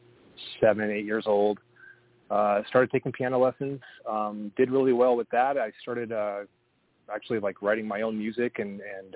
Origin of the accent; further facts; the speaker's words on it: Littleton, Colorado, United States; moved away as an adult; also born or lived in San Diego; now in Seattle, United States; I ended up moving from San Diego to Colorado, where I spent a lot of time growing up in Littleton